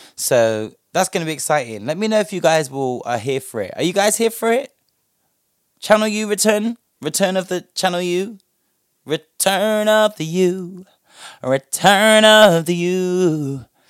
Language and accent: English; United Kingdom; us as the British public